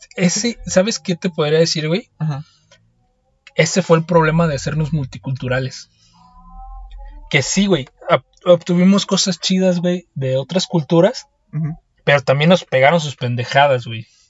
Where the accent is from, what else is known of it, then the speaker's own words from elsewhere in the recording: Mexico; yo que soy mexicano